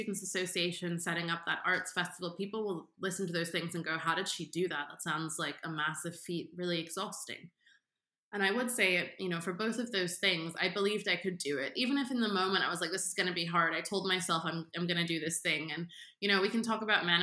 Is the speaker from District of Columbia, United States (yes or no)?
yes; Washington, District of Columbia, United States; moved away; growing up in Washington, D.C., which is such a politicized city